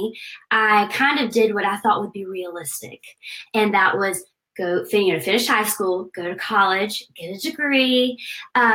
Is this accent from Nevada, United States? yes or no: no; Aiken, South Carolina, United States; I grew up in Aiken, South Carolina